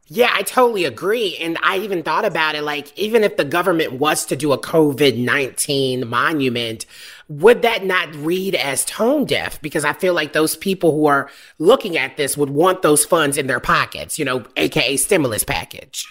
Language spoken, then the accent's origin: English; the South, United States; I'm from the South where people used to dip